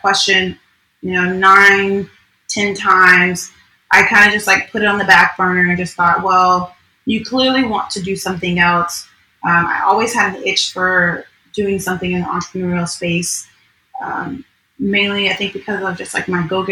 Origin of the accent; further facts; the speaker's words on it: New York, United States; now in Orlando, United States; I'm originally from New York.